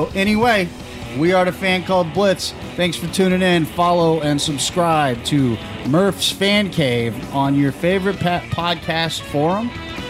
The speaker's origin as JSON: {"language": "English", "region": "California", "country": "United States", "tie": "born or raised there", "moved": "yes", "lives_now": "New Jersey, United States", "said": "I grew up in California."}